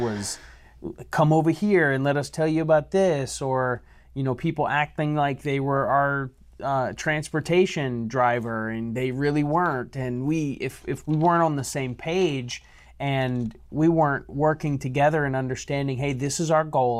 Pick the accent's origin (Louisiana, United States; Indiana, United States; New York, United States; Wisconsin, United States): Louisiana, United States; I'm from Louisiana, so I have that Cajun blood